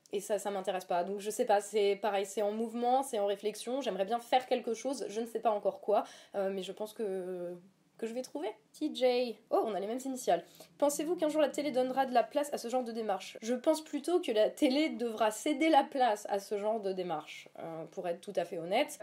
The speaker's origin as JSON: {"language": "French", "area": "Lorraine", "region": "Grand Est", "country": "France", "tie": "born or raised there", "also_born_or_lived": "Verdun", "said": "j'ai grandi dans le PIO, Villerullon, oui. et ensuite, j'ai fait mon lycée à Verdun."}